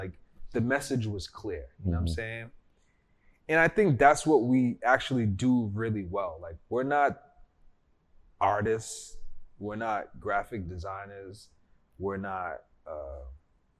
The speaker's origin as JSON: {"language": "English", "town": "Cambridge", "region": "Massachusetts", "country": "United States", "tie": "born or raised there", "said": "I'm from this neighborhood in Cambridge, Massachusetts, where our dispensary is"}